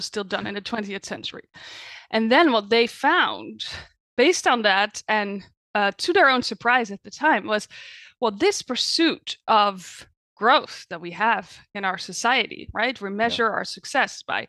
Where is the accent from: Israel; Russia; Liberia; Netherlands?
Netherlands; moved away as an adult; now in United States; I was born in the Netherlands, but I've been living in the US for the past 9 years